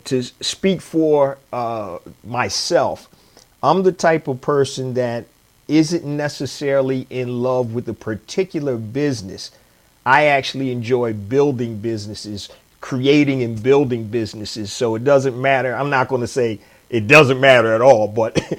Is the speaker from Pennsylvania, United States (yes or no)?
yes; Philadelphia, Pennsylvania, United States; I'm born and raised in Philadelphia, Pennsylvania